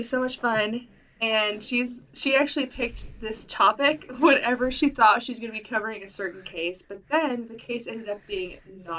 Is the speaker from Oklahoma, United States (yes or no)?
yes; Oklahoma, United States; accent: northern; Wisconsin; moved away; also born or lived in Wisconsin; I spent most of my life in the deep south. Down in Oklahoma.